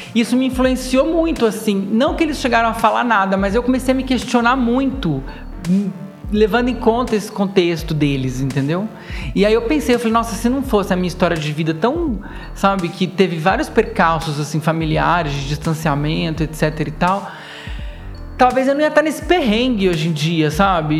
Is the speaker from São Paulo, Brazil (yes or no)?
yes; interior of São Paulo state, Brazil; eu sou paulista, paulistano, porque eu nasci aqui, mas eu cresci no interior